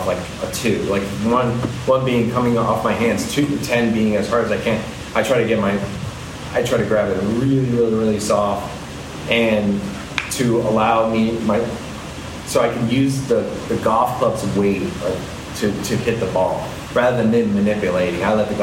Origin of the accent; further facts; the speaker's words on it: McLean, Virginia, United States; I grew up in McLean.